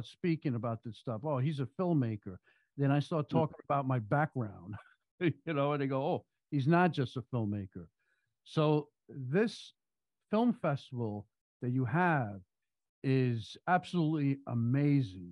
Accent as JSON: {"language": "English", "region": "New York", "country": "United States", "also_born_or_lived": "Florida", "said": "I'm a New Yorker, so I deal business in New York and California."}